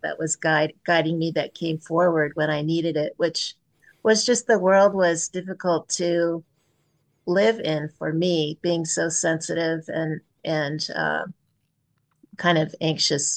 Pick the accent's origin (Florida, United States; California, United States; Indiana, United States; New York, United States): California, United States; Pleasant Hill; I grew up in Pleasant Hill, California, not far from, just over the hill from Lafayette